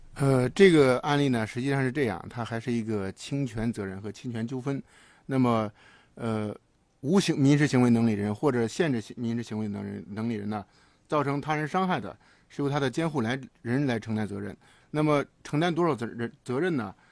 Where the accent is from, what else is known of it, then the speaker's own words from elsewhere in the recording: Hebei, China; moved away; 我们老家河北省农村